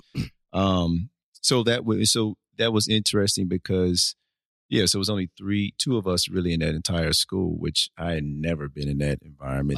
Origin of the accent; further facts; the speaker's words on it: Nashville, Tennessee, United States; also born or lived in Fort Lauderdale, Florida; born and raised in Nashville